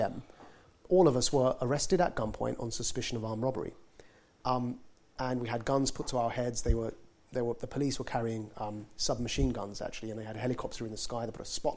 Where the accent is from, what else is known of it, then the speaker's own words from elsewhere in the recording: Southend-on-Sea, East of England, United Kingdom; I was born and raised in Essex in Southend